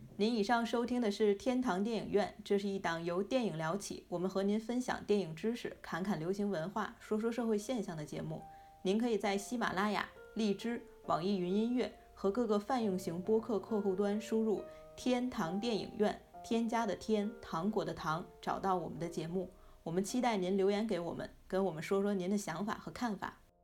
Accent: China; 我们中国人

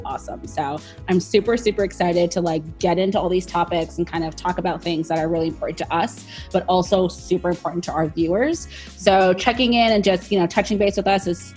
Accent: Toronto, Ontario, Canada; now in New York, United States; I live in New York, but I am originally from Toronto

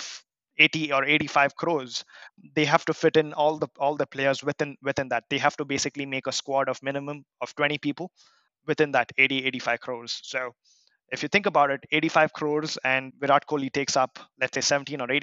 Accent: Bangalore, Karnataka, India; my team is my hometown. It's called Royal Challengers of Bangalore.

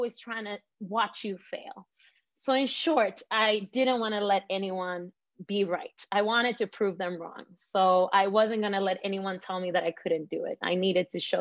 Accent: Malmö, Skåne, Sweden; also born or lived in Svedala, Sweden; even though I was born and raised in Sweden, I had a family that had a background in Iran

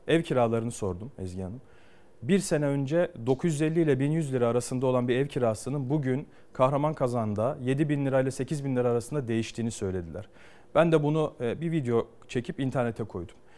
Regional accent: Ankara, Turkey; doğup büyüdüğüm yerde siyaset yapıyorum

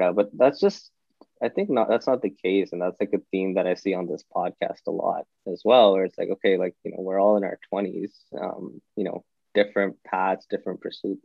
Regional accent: Toronto, Ontario, Canada; I was born and raised in Toronto

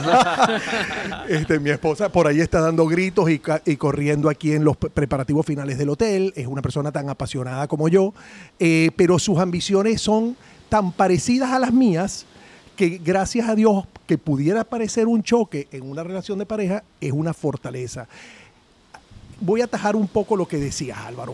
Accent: Venezuela; somos los venezolanos

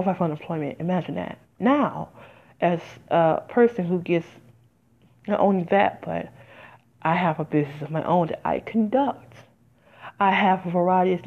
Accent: Detroit, Michigan, United States; also born or lived in Las Vegas; now in New Jersey, United States; I'm originally from Detroit, even though I lived there 17 years

